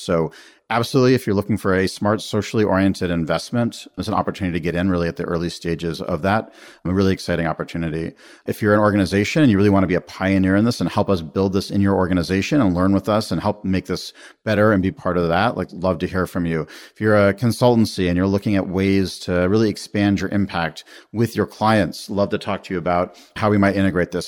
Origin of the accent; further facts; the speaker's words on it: United States; being an American